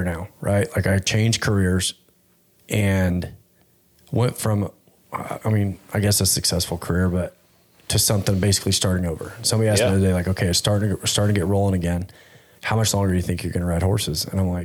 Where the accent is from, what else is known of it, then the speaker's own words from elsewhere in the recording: Fort Worth, Texas, United States; moved away as an adult; also born or lived in Oregon; I grew up in Fort Worth and I mean, I've lived there my whole life